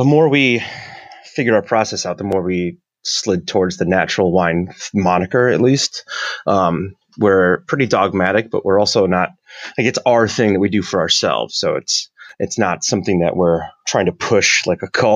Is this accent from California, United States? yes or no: no; Niagara, New York, United States; So we started a winery in Niagara because I'm from Niagara